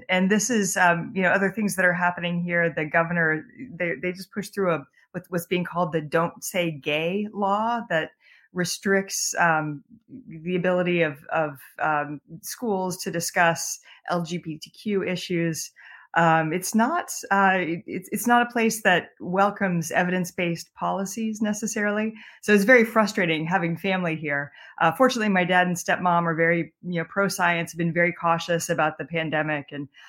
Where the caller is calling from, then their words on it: Florida, United States; Yeah, I'm calling from Florida. I live in Maryland, but I'm visiting my dad who lives in Florida.